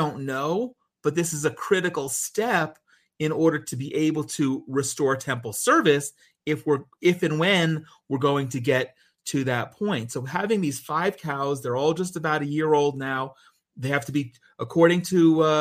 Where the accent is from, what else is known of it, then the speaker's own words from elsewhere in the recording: New Jersey, United States; moved away as an adult; also born or lived in New York; now in Israel; grew up in New Jersey from the time I was one.